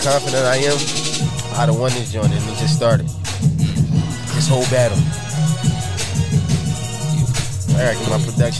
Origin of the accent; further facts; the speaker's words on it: Philadelphia, Pennsylvania, United States; I'm from Philly.